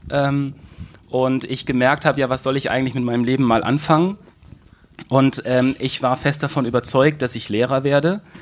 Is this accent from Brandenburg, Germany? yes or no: no; Manderbach, Hesse, Germany; born there; Ich komme gebürtig aus, aus Manderbach